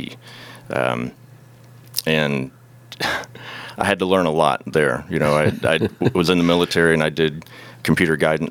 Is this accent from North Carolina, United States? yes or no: no; Indiana, United States; I'm from Indiana